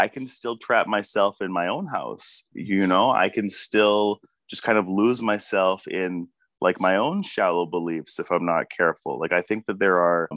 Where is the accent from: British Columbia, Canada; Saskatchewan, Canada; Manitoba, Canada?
British Columbia, Canada; Abbotsford; also born or lived in Vancouver; I was growing up in Abbotsford, you know, very Christian town